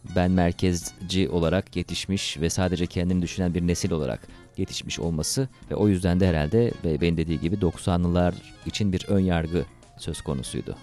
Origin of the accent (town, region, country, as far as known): Turkey; now in China